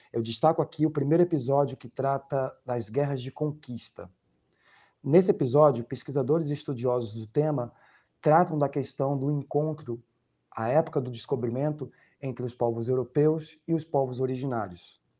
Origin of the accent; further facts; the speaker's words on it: Rio de Janeiro, Brazil; sou indígena em contexto urbano, nascido e criado no Rio de Janeiro